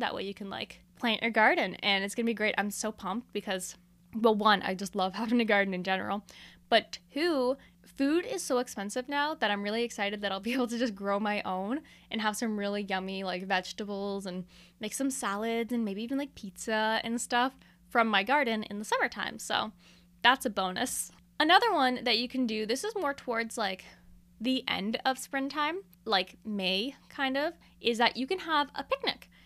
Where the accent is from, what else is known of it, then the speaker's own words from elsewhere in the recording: Canada; I'm a Canadian